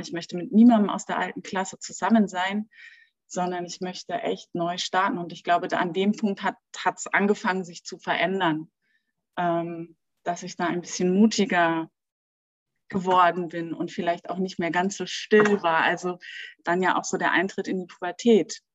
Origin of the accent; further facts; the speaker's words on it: Berlin, Germany; moved away as an adult; now in Munich, Germany; ich bin in Berlin groß geworden, also auch geboren und auch erwachsen geworden.